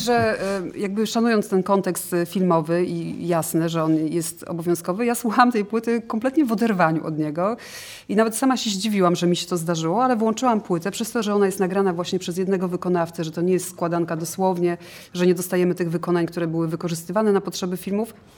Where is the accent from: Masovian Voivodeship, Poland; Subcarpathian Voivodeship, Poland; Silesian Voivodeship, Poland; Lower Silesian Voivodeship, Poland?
Masovian Voivodeship, Poland; Warsaw; z Warszawy, ale mama jest z Krakowa